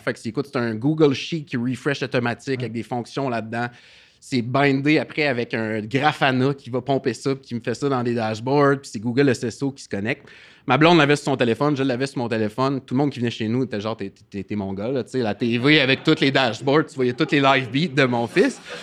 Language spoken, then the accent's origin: French; Gaspésie, Quebec, Canada; moved away; also born or lived in Rimouski; Je suis euh, gaspésien à la base